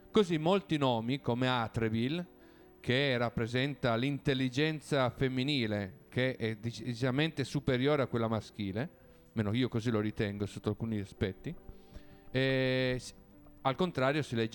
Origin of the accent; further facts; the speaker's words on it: Piedmont, Italy; Quindi parte dal Piemonte, uno perché io sono piemontese, abito a Torino, è il posto che conosco meglio